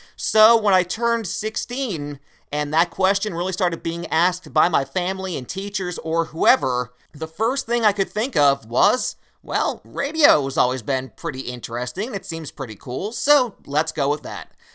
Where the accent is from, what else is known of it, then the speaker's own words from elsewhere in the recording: Wilkes-Barre, Pennsylvania, United States; my hometown of Wilkes-Barre, Pennsylvania